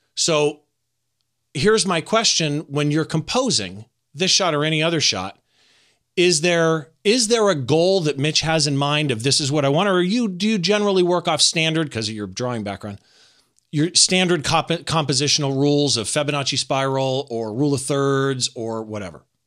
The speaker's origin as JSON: {"language": "English", "town": "Riverside", "region": "California", "country": "United States", "tie": "born or raised there", "said": "in my hometown at the Riverside Art Museum"}